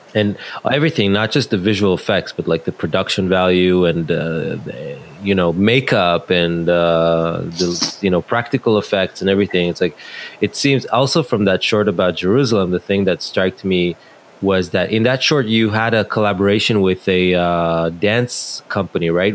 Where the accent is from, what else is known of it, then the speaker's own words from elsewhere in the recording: Netanya, Central District, Israel; my hometown in Netanya